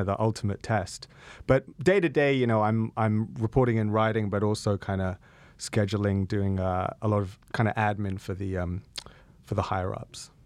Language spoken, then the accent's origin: English; United Kingdom; I am British